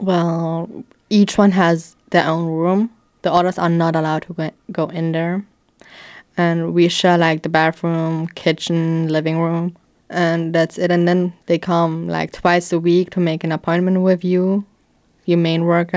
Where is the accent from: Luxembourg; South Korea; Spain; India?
Luxembourg; Sandweiler; I grew up in a children's home in Sandweiler for twelve years.